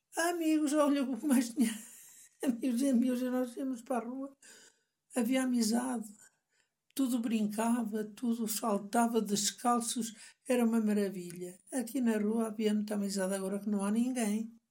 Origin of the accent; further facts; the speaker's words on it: Canas, Portugal; moved away as an adult; also born or lived in England; Nasci aqui em Canas